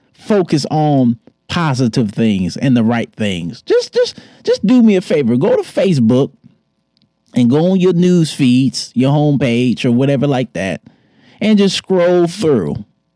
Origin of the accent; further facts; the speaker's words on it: Detroit, Michigan, United States; moved away; Shout out to my hometown. Shout out to the D